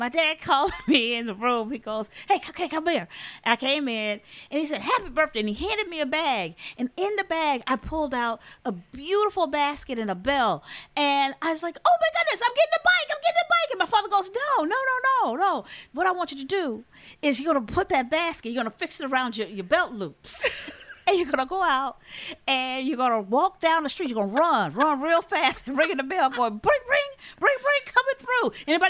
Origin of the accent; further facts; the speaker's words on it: Detroit, Michigan, United States; now in Dearborn Heights, United States; I was born and raised in Detroit. I live one block behind Motown, now living in the Dearborn Heights. I'm 64 years